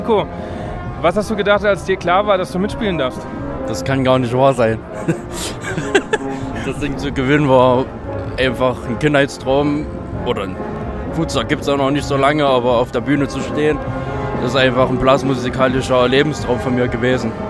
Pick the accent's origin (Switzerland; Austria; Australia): Austria; Lower Austria; Äh, Waldviertel, also Niederösterreich.